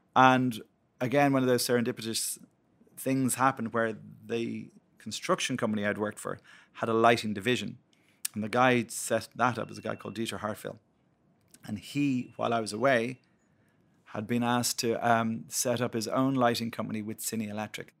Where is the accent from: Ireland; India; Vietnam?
Ireland; Blackrock, Leinster; I grew up in Black Rock, so Dean's Grange Graveyard, backed onto the back of it